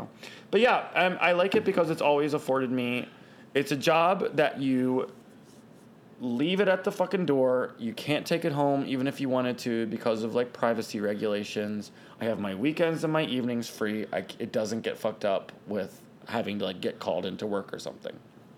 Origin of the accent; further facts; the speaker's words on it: Westminster, Maryland, United States; also born or lived in Baltimore, Maryland; I waited tables for 4 years in my hometown in this place that's not there anymore. It was called Harry's Main Street Grill. Shout out to Westminster, Maryland.